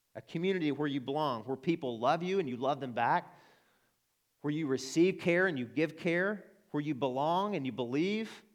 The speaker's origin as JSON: {"language": "English", "region": "Arkansas", "country": "United States", "accent": "Arkansan", "said": "that's my Arkansan accent."}